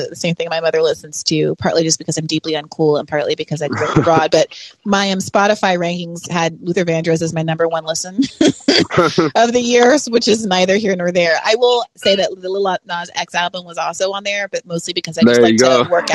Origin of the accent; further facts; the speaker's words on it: Kenya; moved away; when I was growing up in Kenya